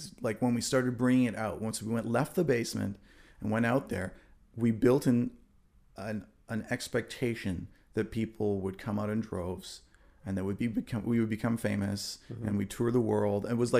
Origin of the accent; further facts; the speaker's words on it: Germany; like my parents let me buy albums when I was a kid growing up in Germany.